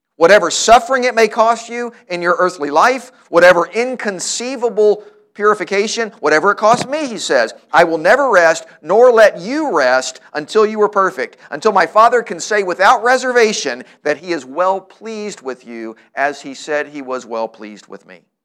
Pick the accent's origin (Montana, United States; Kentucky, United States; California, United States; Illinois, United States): Kentucky, United States; Louisville; the church where I grew up here in Louisville